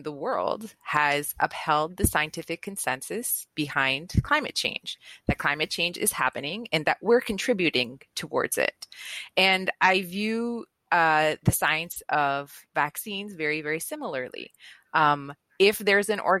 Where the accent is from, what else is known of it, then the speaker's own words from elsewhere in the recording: Venezuela; moved away; I was raised in Venezuela, and in Venezuela, anti-vax just wasn't a thing.